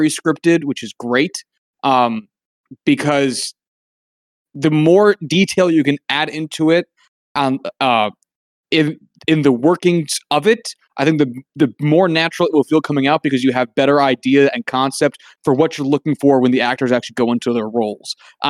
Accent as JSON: {"language": "English", "country": "United States", "said": "as an American"}